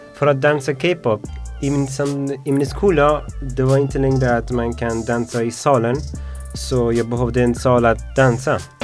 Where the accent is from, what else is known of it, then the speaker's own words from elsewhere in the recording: Afghanistan; Swedish is a second language; now in Sweden; Jag kommer från Afghanistan. Jag har varit i Sverige uh, tre år